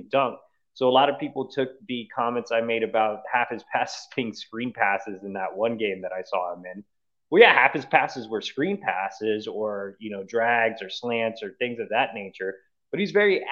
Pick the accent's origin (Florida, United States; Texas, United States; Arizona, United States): Texas, United States; the state of Texas, my home state